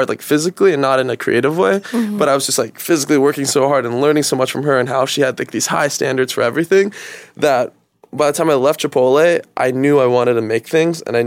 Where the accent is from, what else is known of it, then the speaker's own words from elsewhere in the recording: Stockton, California, United States; now in Los Angeles, United States; I'm from Stockton